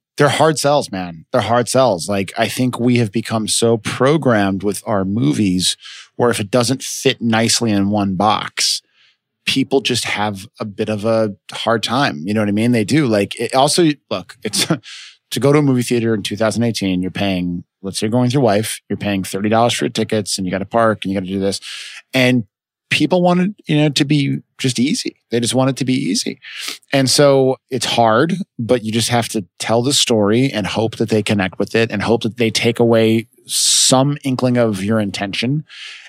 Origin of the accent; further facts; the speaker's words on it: United States; also born or lived in Chicago, Illinois / Los Angeles, California; I grew up in Chicago